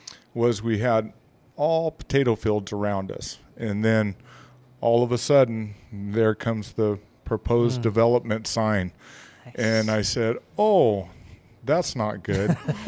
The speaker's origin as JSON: {"language": "English", "town": "Quartz Hill", "region": "California", "country": "United States", "tie": "born or raised there", "moved": "yes", "lives_now": "Roswell, Idaho, United States", "said": "I grew up in Quartz Hill, California."}